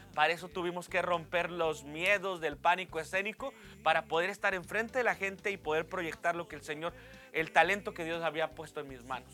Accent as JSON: {"language": "Spanish", "town": "Reynosa", "region": "Tamaulipas", "country": "Mexico", "tie": "born or raised there", "also_born_or_lived": "Nuevo Laredo, Tamaulipas", "said": "nace de una ciudad que muy pocos conocen, que se llama Nuevo Laredo, Tamaulipas, pero a los tres años llegué a lo que es la ciudad de Reynosa"}